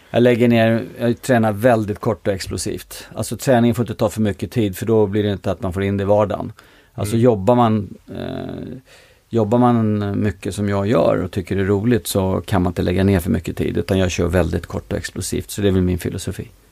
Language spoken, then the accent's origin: Swedish; Stockholm, Stockholm County, Sweden; jag är född i eh, Mälarhöjden på Klubbacken 1 och flyttade till eh, Stureby när jag var ett år gammal. Bodde där till jag var tio, sen bodde jag i Sköndal fram till jag flyttade hemifrån